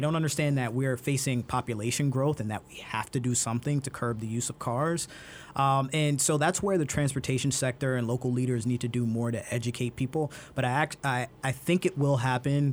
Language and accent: English; Brooklyn, New York, United States; growing up in Brooklyn, I had these neighbors who lived across the street